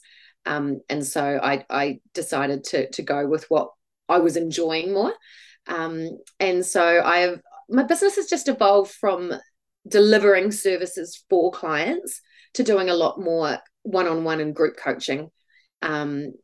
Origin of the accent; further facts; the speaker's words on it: Christchurch, Canterbury, New Zealand; also born or lived in Dunedin; I live in Christchurch. I grew up in Christchurch